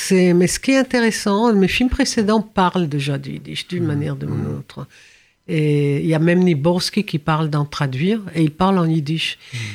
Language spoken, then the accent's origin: French; France; J'ai hein, grandi, j'ai grandi ici en France